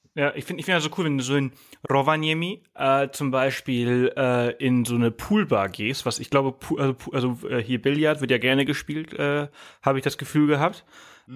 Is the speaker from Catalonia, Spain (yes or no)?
no; Mallorca, Balearic Islands, Spain; now in Germany; ich komme ja aus Mallorca, ich bin auf Mallorca aufgewachsen